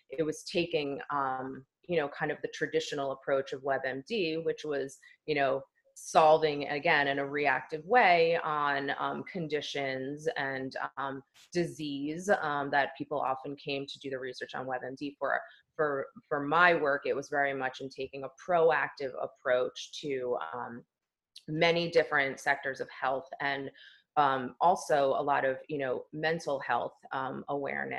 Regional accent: New Jersey, United States; moved away as an adult; also born or lived in New York City / Delaware; now in Los Angeles, United States; I was born and raised in New Jersey and then relocated to New York City

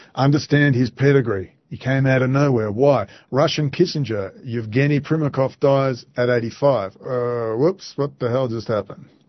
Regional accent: Perth, Western Australia, Australia; moved away; in my hometown, we're overrun

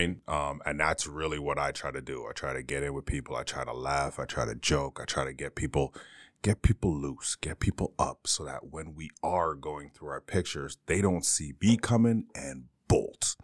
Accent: Canada; moved away as an adult; also born or lived in Bermuda / Toronto; now in Northeastern Pennsylvania, United States; I'm originally Canadian

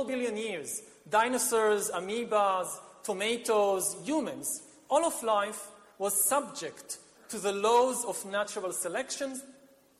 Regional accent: Israel; my home country of Israel

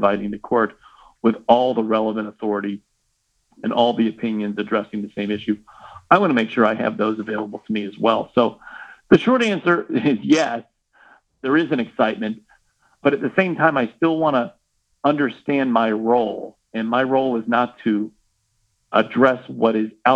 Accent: Kansas City, United States; I am from Kansas City

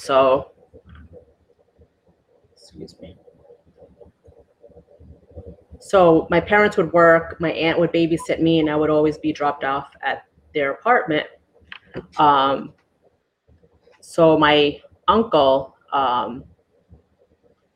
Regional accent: New York City, New York, United States; moved away as an adult; now in Juno Beach, United States; I was born and raised in New York City.

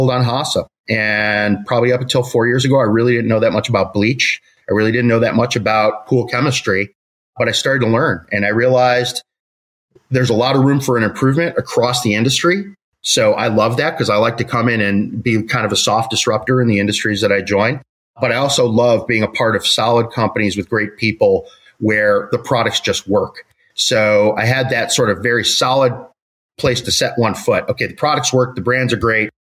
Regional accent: Chicago, Illinois, United States; I grew up in Chicago, went to school in Chicago

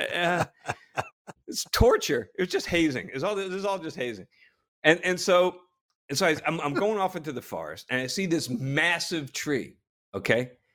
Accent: New Jersey, United States; I grew up in Jersey

